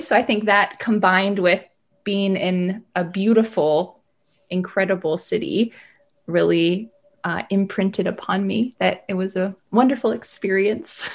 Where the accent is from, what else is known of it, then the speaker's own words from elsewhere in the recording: the South of the US, United States; also born or lived in the north of the US; I'm from the South of the U S in general